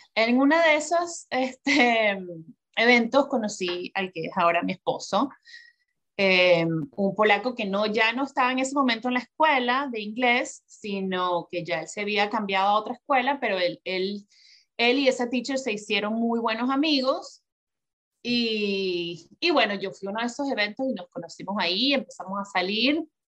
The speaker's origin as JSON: {"language": "Spanish", "country": "Venezuela", "tie": "born or raised there", "moved": "as an adult", "lives_now": "New York, United States", "said": "yo nací y crecí en Venezuela"}